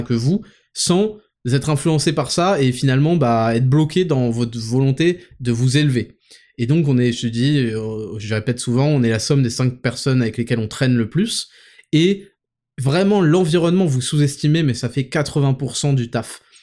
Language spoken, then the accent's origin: French; Paris suburbs, Île-de-France, France; dans la ville où j'habitais, euh, en périphérie parisienne